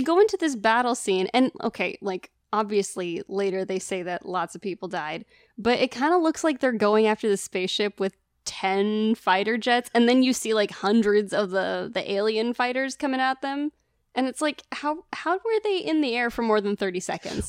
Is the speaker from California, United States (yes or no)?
yes; Northern California, United States; I grew up in Northern California